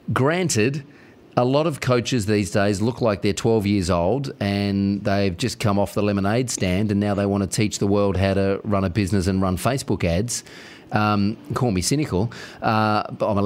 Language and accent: English; Australia; I'm Australian